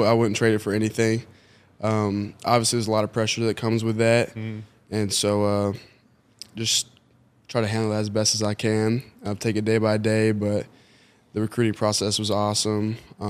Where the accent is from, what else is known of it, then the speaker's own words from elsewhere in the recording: Atlanta, Georgia, United States; I was born in Atlanta, Georgia, so I grew up like a Falcons fan.